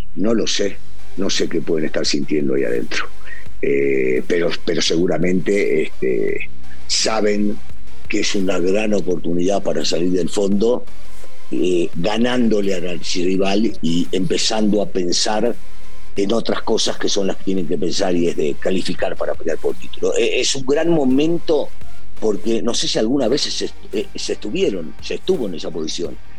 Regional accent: Argentina; now in Mexico

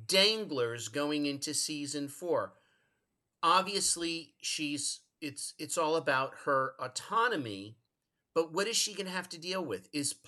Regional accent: New England, United States; I'm from New England.

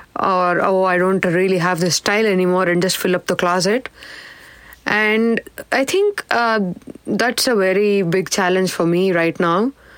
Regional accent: South India, India; I think growing up in South India, we, at least back in the day, most of our clothes were stitched, tailored, and we probably got 4 sets of clothes a year, one for birthday and the rest for festival.

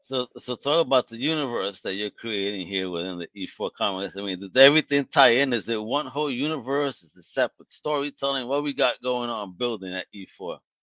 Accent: New York City, New York, United States; I grew up on Morgan Avenue, right off the exit on the BQE

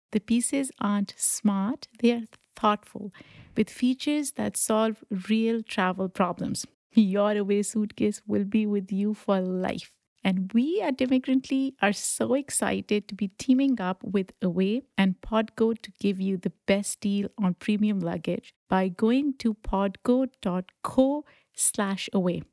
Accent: Pakistan; moved away; when I was growing up in Pakistan

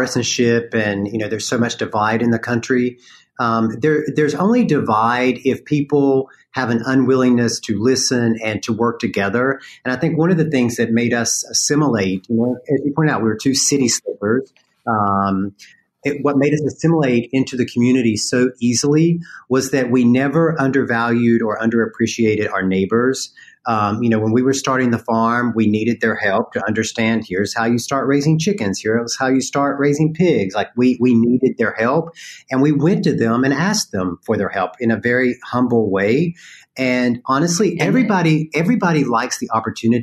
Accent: North Carolina, United States; accent: Southern; moved away; I grew up in North Carolina. And I'm very proud of that. So thank you for picking up my accent

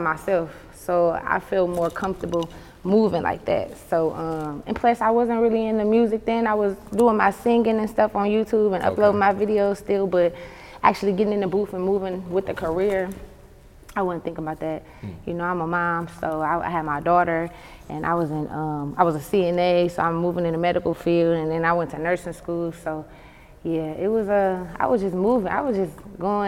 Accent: Toledo, Ohio, United States; moved away; I'm from Toledo.

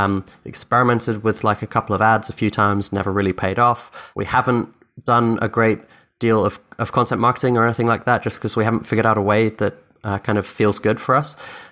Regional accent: Scotland, United Kingdom; born there; first language Dutch; English is a second language; also born or lived in Philippines / Austria / Egypt; So I grew up all over the world. I'm technically English Irish, but I was born in Scotland. My first language is Dutch. I lived in the Philippines for 7 years, Austria for 2 years, Egypt for 3 years.

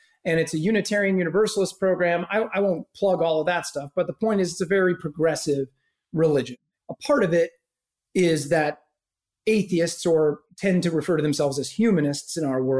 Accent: Omaha, Nebraska, United States; I was raised Roman Catholic in Omaha, Nebraska. I'm from a very white, middle-class to upper-middle-class suburban neighborhood of Omaha, Nebraska

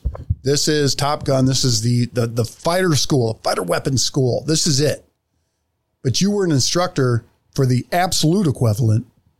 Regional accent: Hanford, California, United States; I was born in California, born at Lemoore Naval Air Station. I still remember, and I don't know why, that we lived on North William Street in Hanford, California.

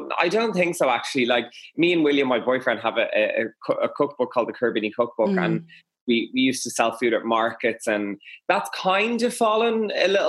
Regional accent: Dublin, Leinster, Ireland; also born or lived in Westmeath; I'm from Dublin

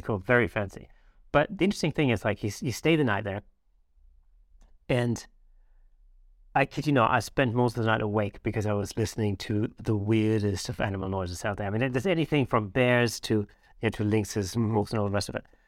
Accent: southwest Germany, Germany; where I grew up in the Southwest of Germany

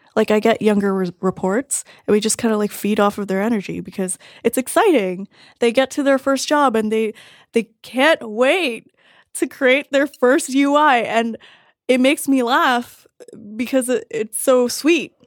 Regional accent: Toronto, Ontario, Canada; born or raised there

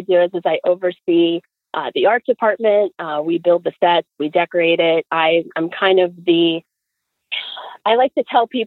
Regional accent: Florida, United States; moved away; I grew up in Florida

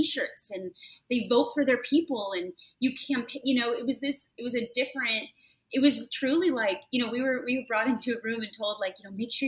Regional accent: Portland, Oregon, United States; moved away as an adult; also born or lived in Nuremberg, Germany / New York / Konstanz, Germany; now in New Orleans, United States; I grew up in Portland, Oregon, right outside of Portland, Oregon.

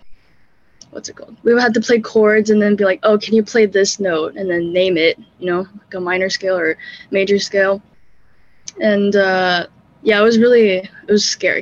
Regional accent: Birmingham, Alabama, United States; moved away as an adult; also born or lived in New York; I'm originally from Alabama, and then I moved to New York at 18.

